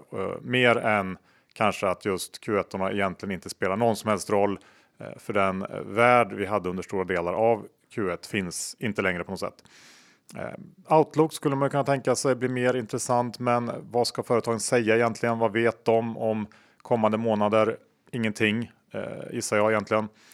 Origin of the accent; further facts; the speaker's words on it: Sweden; jag känner mig ganska stolt som svensk